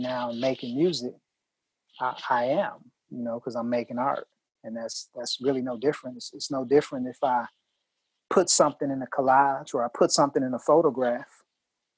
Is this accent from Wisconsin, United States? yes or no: yes; Milwaukee, Wisconsin, United States; I'm from Milwaukee, Wisconsin, and I'm from, you know, the Midwest